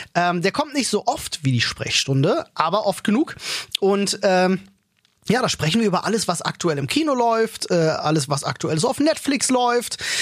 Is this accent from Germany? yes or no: yes; Germany; bei uns in Deutschland